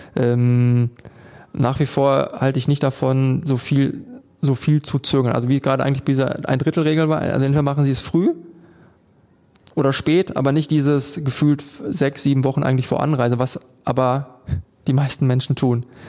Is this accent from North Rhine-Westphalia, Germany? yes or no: yes; Unna, North Rhine-Westphalia, Germany; wir kommen aus Unna, das ist ein größeres Dorf